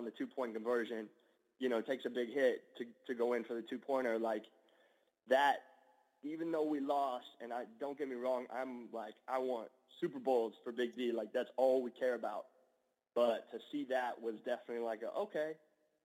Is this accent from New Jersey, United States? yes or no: no; Dallas, Texas, United States; I grew up in Dallas, and you can't grow up in Dallas and not play some football